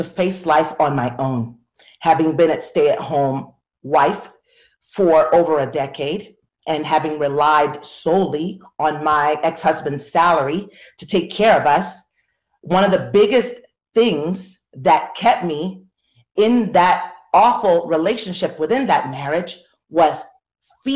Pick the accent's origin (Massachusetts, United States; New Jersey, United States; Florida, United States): Florida, United States; I'm from Florida.